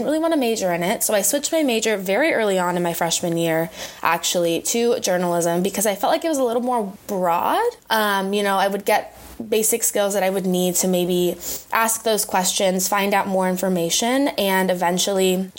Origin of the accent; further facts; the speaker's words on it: San Francisco, California, United States; moved away as an adult; now in San Diego, United States; I grew up in San Francisco. I'm a California girl at heart